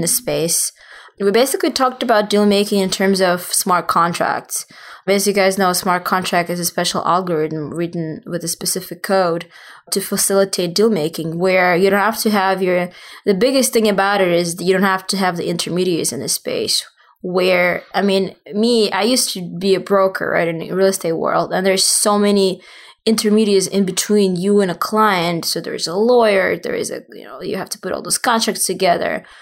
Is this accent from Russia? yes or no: yes; Russia; moved away as an adult; also born or lived in southern Russia / Saint Petersburg, Russia; now in New York, United States; I, obviously originally from Russia. I was born in the South, and then my family moved to Saint Petersburg, and then I moved to the States for education